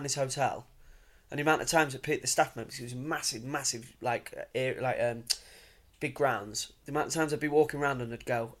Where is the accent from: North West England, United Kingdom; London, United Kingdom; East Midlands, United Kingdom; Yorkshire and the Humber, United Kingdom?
Yorkshire and the Humber, United Kingdom; Grimsby; I'm working class, I'm from Grimsby